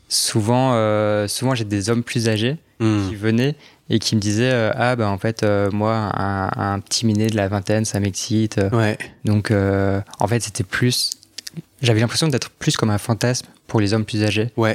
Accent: Strasbourg, Grand Est, France; moved away as an adult; now in Paris, France; je suis alsacien. Ah. J'ai grandi à Strasbourg.

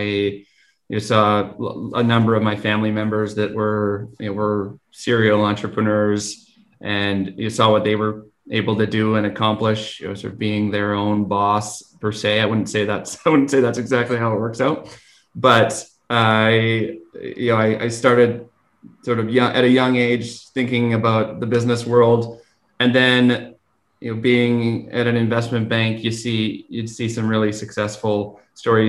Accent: Vancouver, British Columbia, Canada; also born or lived in Fort Nelson / Fort St. John; I grew up in Vancouver and decided to go away for school

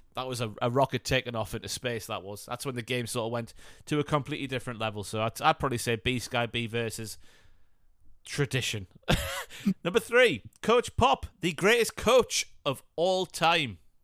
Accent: Northumberland, North East England, United Kingdom; accent: Newcastle; I'm a farmer from Northumberland

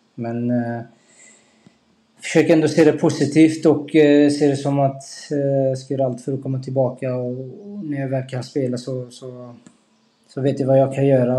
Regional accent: Skövde, Västra Götaland, Sweden; moved away; also born or lived in Degerfors; familjen i Skövde

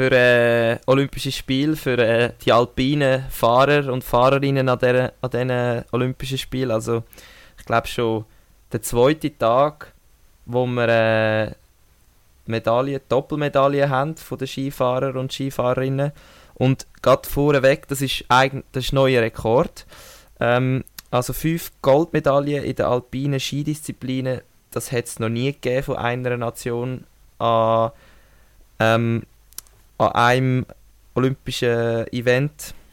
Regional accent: Switzerland; Als Schweizer kommt es mir und uns schon entgegen, aber es sie tut mir auch irgendwie mega leid.

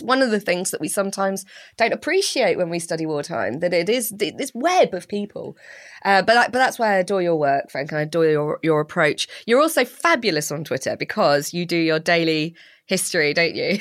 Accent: Slough, South East England, United Kingdom; I grew up in Slough

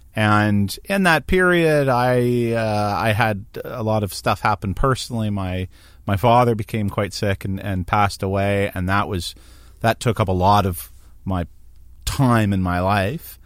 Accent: Hamilton, Ontario, Canada; I grew up in Hamilton

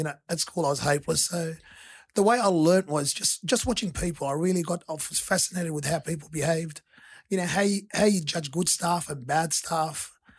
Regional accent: Bonnyrigg, New South Wales, Australia; I grew up in Bonnerig.

